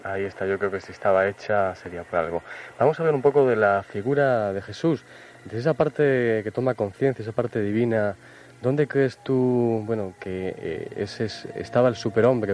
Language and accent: Spanish; Cáceres, Extremadura, Spain; en mi tierra también mágica